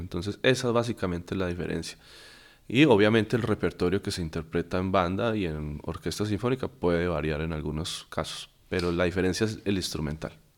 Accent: Viterbo, Caldas, Colombia; moved away as an adult; also born or lived in Pereira, Colombia; now in Lima, Peru; Yo viví muchos años en la ciudad de Pereira, yo soy de Viterbo Caldas. Allá en Viterbo comencé mi vida como músico de la banda del colegio

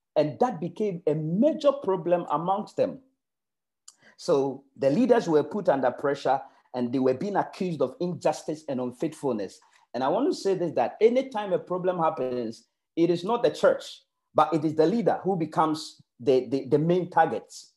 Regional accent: Ghana; moved away; I am coming from Ghana.

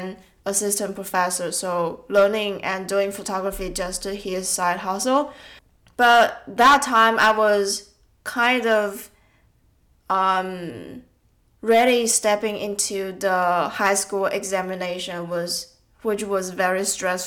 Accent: Taiwan; I think around 15 years old while I was in Taiwan. I was still in senior high school. My dad went to a photography course in my hometown

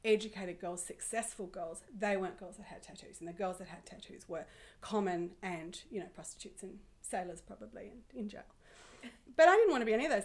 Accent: Sydney, New South Wales, Australia; I grew up in Sydney

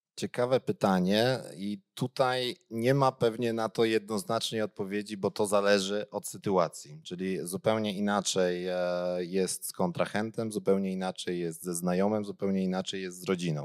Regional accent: Gliwice, Silesian Voivodeship, Poland; ja jestem w ogóle z Gliwic

